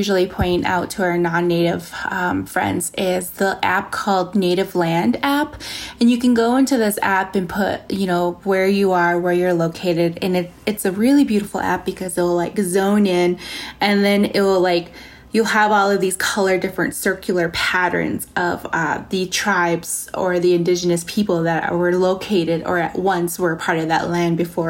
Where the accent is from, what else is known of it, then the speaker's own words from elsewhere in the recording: Navajo Nation, United States; So I come from the Navajo Nation, and, you know, we have some fantastic places out there, you know, like Antelope Canyon and all of these beautiful, you know, Monument Valley